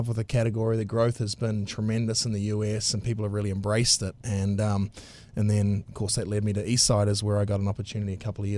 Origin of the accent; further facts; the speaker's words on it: South Island, near Christchurch, Canterbury, New Zealand; moved away as an adult; also born or lived in New York / Texas; now in Dallas, United States; I'm a New Zealander by birth, but I've been here for many years in the U.S.